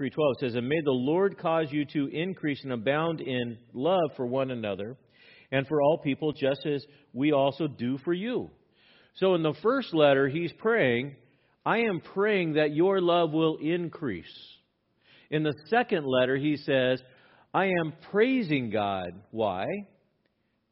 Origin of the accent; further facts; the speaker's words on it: Los Angeles, California, United States; I grew up in East Los Angeles